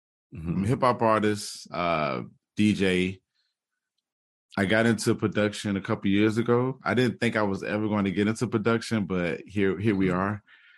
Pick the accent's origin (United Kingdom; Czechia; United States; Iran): United States; Jacksonville, Florida; also born or lived in Tacoma, Washington; So I'm from the, Jacksonville, Florida. I was originally born in Tacoma, Washington, but I was only there for, you know, a spell. But home is Jacksonville, Florida. I'm a military brat.